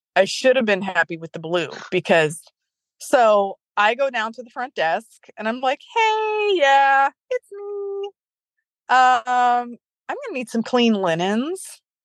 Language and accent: English; Ohio, United States; I'm from Ohio